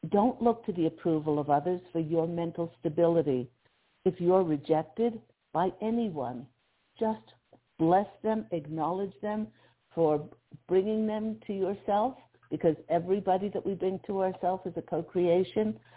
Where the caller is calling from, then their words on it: Pennsylvania, United States; I'm calling from Pennsylvania.